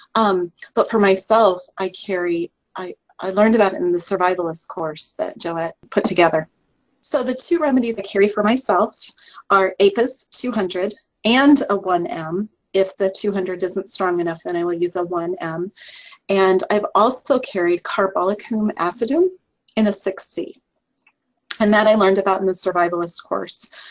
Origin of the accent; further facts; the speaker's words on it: Iowa, United States; was born and raised in Iowa